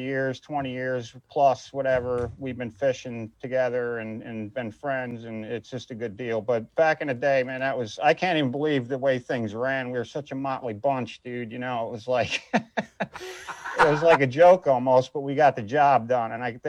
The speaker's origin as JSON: {"language": "English", "region": "New Jersey", "country": "United States", "said": "we're from Jersey, dude."}